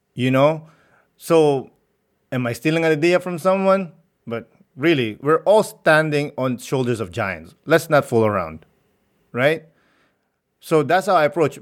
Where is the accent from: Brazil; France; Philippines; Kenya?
Philippines; growing up in the Philippines